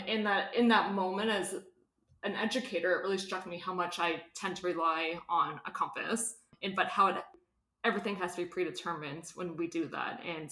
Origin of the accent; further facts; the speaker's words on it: Canada; wayfinding as a Canadian non-Indigenous educator coming to learn about treaty and holism and kinship relationality